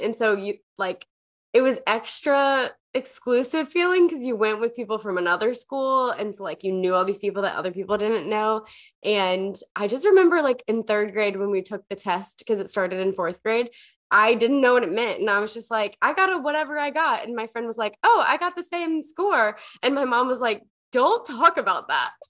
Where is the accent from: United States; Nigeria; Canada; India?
United States; the South; I I grew up in the South